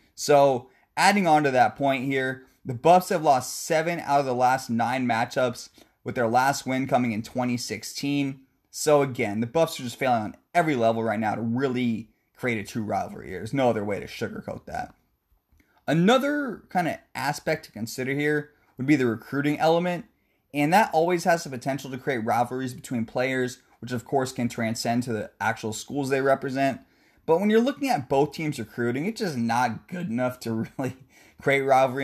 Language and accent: English; the Northwest, Pacific Northwest, United States; I'm from the Northwest